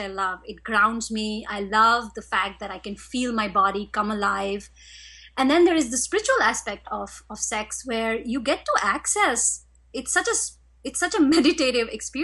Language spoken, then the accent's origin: English; India; I was raised in India